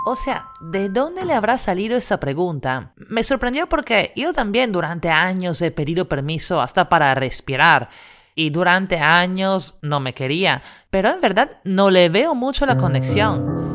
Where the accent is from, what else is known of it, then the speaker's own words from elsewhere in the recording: Italy; now in Lima, Peru; italiana en Lima